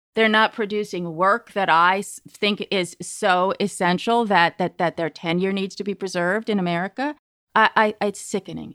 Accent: Berkeley, California, United States; I grew up in Berkeley

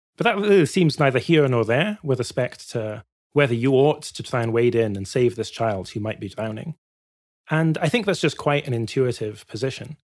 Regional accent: Glasgow, Scotland, United Kingdom; I grew up in Glasgow

